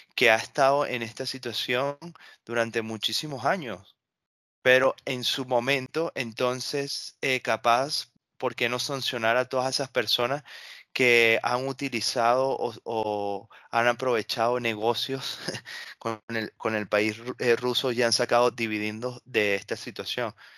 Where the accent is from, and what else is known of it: Venezuela; moved away